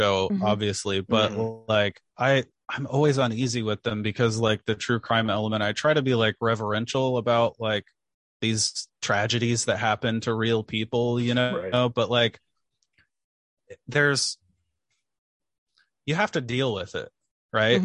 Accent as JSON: {"language": "English", "town": "Hartford City", "region": "Indiana", "country": "United States", "tie": "born or raised there", "said": "growing up in Hartford City"}